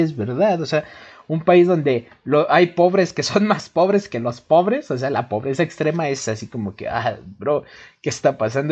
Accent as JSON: {"language": "Spanish", "country": "Mexico", "said": "somos mexicanos"}